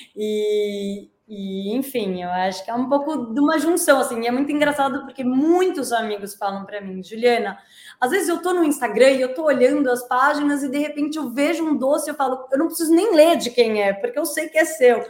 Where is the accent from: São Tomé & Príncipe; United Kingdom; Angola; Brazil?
Brazil; now in Portugal; como nós brasileiros